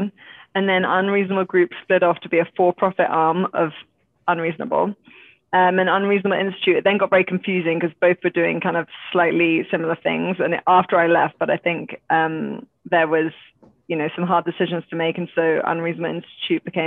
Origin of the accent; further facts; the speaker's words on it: England, United Kingdom; accent: British; moved away as an adult; now in Boulder, United States; I am British, as you can tell from my accent